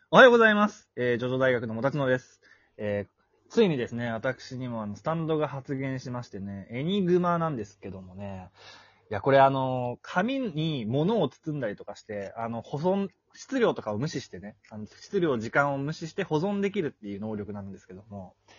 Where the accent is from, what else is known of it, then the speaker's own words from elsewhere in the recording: Malaysia; moved away as an adult; also born or lived in Japan; now in Thailand; マレーシアで育って、で、その十年間、大学は日本に行って、そっから十年間日本にいましたけど、今こうしてタイにいて